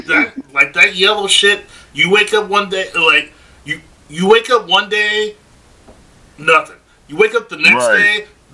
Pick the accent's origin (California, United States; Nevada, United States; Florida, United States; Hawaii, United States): California, United States; the Bay Area; moved away; also born or lived in Atlanta; I grew up in the Bay.